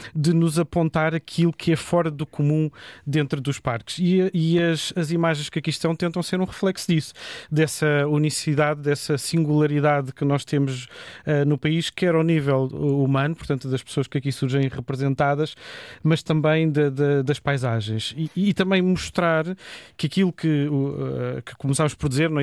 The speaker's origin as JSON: {"language": "Portuguese", "country": "Portugal"}